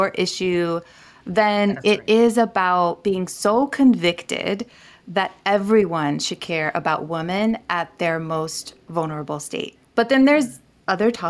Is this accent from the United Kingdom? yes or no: no; Niger; moved away; I grew up in Niger, West Africa